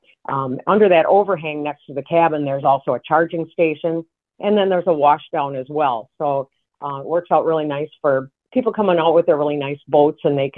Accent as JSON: {"language": "English", "region": "Wisconsin", "country": "United States", "lives_now": "North Dakota, United States", "said": "We're actually originally from Wisconsin, and we started coming out to North Dakota many years ago for the great hunting opportunities."}